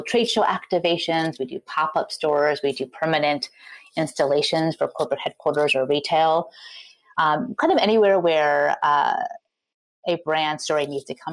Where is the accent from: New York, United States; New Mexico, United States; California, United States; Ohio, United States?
New York, United States; moved away as an adult; now in Portland, United States; I am a New Yorker born and bred.